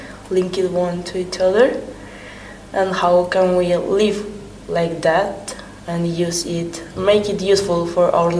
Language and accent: English; Spain; English is a second language; moved away as an adult; now in Hungary; I'm from Spain